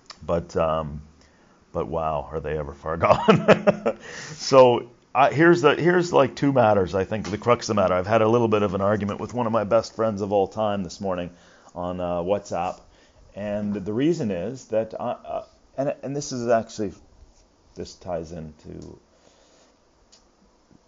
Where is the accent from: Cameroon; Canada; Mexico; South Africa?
Canada; I'm Canadian